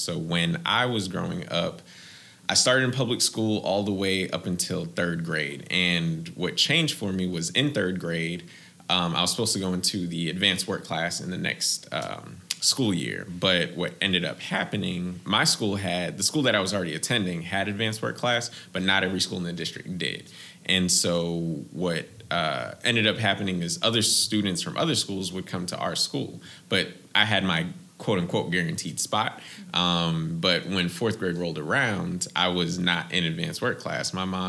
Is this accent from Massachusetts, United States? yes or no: yes; Boston, Massachusetts, United States; I am originally from Boston, Massachusetts. That's where I was born and raised. Both my parents are immigrants, so I don't have a Boston accent